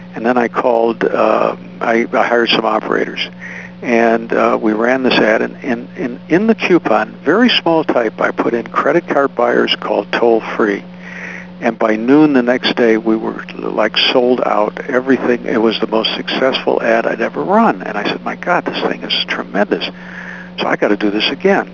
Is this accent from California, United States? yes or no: no; Oak Park, Illinois, United States; I come from the Midwest. I went to school at Oak Park River Forest High School